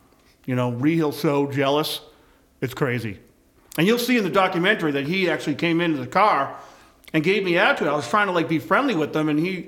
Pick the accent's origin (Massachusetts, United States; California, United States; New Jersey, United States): Massachusetts, United States; Boston; I grew up on a farm. I grew up on a farm in South Boston, actually. It was the only one.